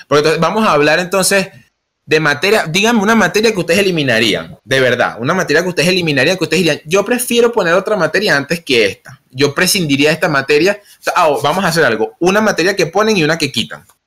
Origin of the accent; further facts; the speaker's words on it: Venezuela; Nosotros que somos de Venezuela